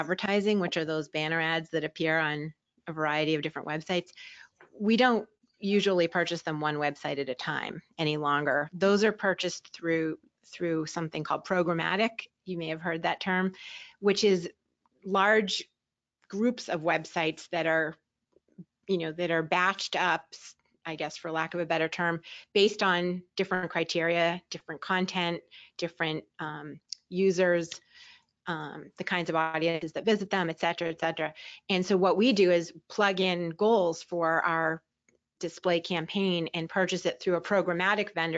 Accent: Boston, Massachusetts, United States; I grew up in the Boston area

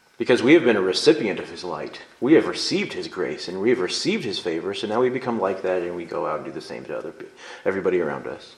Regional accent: United States; I'm an American

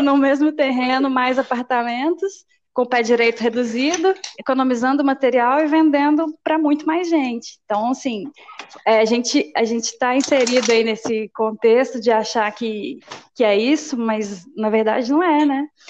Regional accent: Minas Gerais, Brazil; Sou mineira

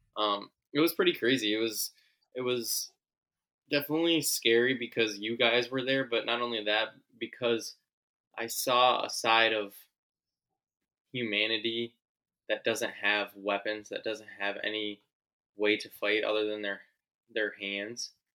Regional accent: United States; as an American

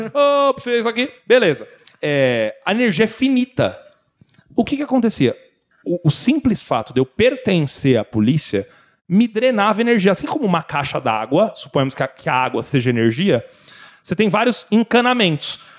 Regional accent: São Paulo, Brazil; eu sou de São Paulo

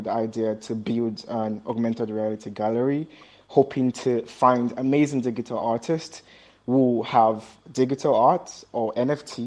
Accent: Nigeria; in Nigeria, where I'm from

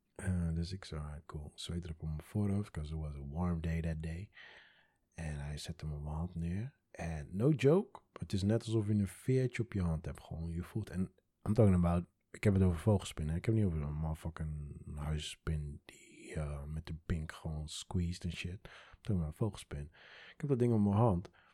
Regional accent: Curaçao; now in Netherlands; ik kom uit Curaçao.

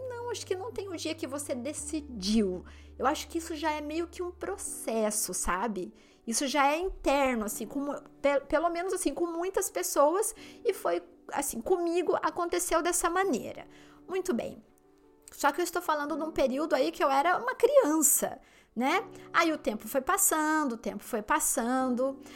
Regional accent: Limeira, São Paulo, Brazil; moved away as an adult; now in London, United Kingdom; na minha cidade onde eu nasci, no interior de São Paulo, Limeira

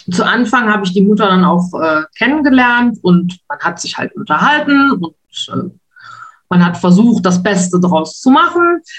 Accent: Wuppertal, North Rhine-Westphalia, Germany; moved away as an adult; also born or lived in Spain; now in Luxembourg; Gebürtig komme ich aus Wuppertal und bin dann mal eine Zeit lang nach Spanien abgetaucht

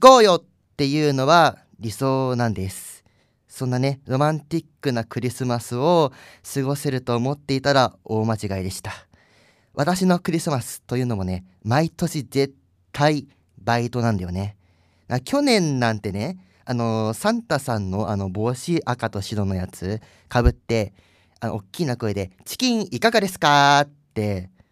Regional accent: Kanagawa, Japan; 私神奈川県民

